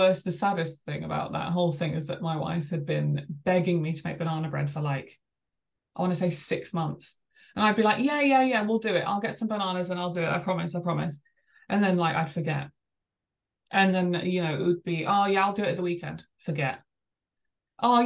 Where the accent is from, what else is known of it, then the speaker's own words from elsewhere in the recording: England, United Kingdom; I'm English